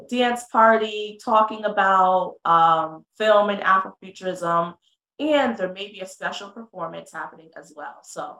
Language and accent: English; London, Connecticut, United States; So I'm from London, Connecticut, born and raised